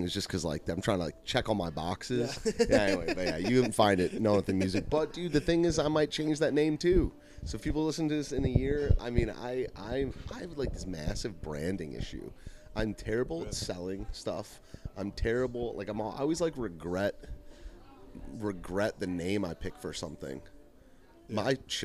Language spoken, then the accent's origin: English; the North, United States; now in the South, United States; I'm not from the South. You can tell by the sound of my voice